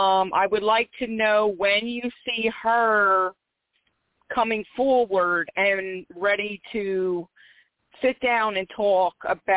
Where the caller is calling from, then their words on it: Philadelphia, Pennsylvania, United States; I'm calling from Philadelphia, PA.